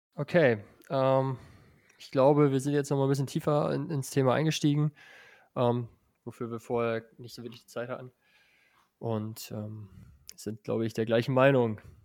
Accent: northwest Germany, Germany; also born or lived in Salzgitter; ich komme ja auch aus dem Nordwesten

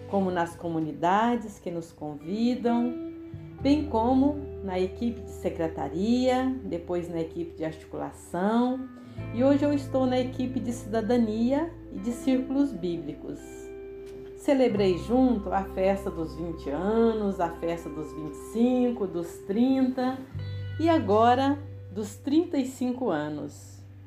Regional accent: Goiás, Brazil; moved away as an adult; now in Espírito Santo, Brazil; nasci e vivi em Goiás

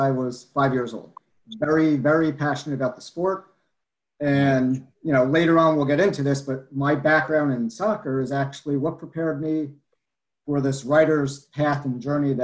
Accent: New Jersey, United States; I'm from New Jersey. I live right outside of New York.

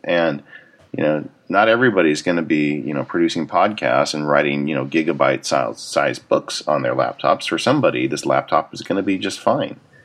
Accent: Southern California, United States; I grew up in Southern California

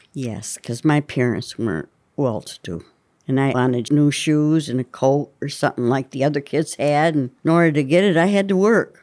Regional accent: Jamestown, Pennsylvania, United States; also born or lived in Buckeye, Pennsylvania; Jamestown and Buckeye.

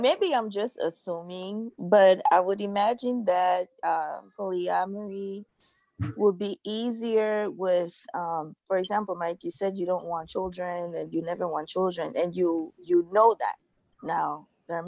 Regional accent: Cameroon; I'm from Cameroon

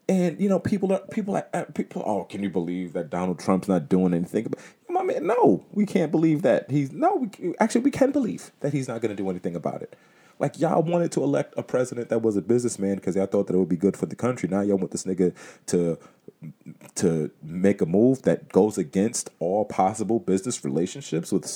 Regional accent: United States; as an American citizen, as somebody that has lived in the United States my whole life

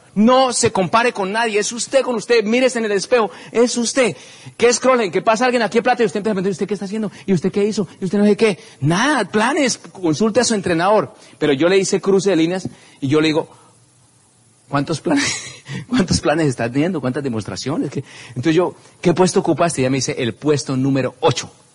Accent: Simacota, Santander, Colombia; simacota, que es en mi pueblito donde nací, eh, es un pueblito que queda en Santander, cerca a Socorro

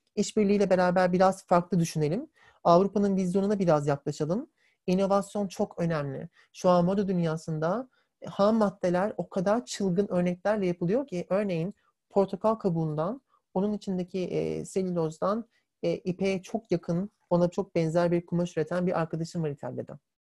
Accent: Turkey; Biz de hepimiz Türk'üz.

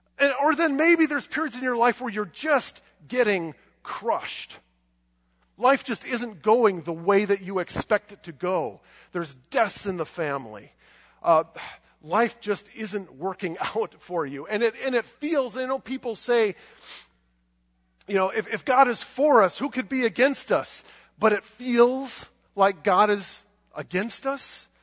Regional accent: United States; do I believe this just because I grew up in America?

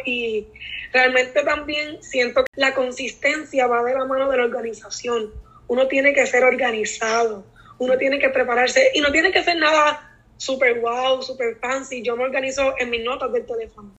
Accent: Naranjito, Puerto Rico; soy de Naranjito y soy maestra

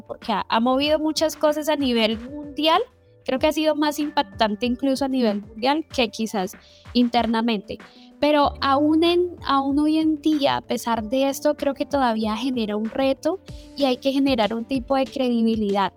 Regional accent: Colombia; yo que soy colombiano

